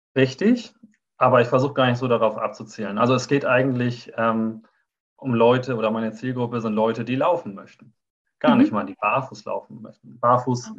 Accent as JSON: {"language": "German", "town": "Neumünster", "region": "Schleswig-Holstein", "country": "Germany", "tie": "born or raised there", "said": "Ich bin kaum hier rausgekommen bislang aus Schleswig-Holstein. Also ich bin äh, in Neumünster geboren."}